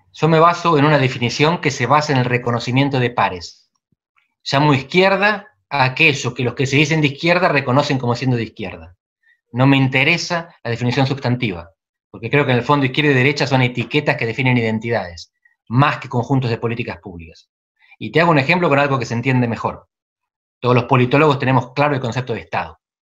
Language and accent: Spanish; Barría, centre of Buenos Aires Province, Argentina; moved away as an adult; soy de Barría, en el centro de la provincia de Buenos Aires. En el 86 me, vine a Buenos Aires a estudiar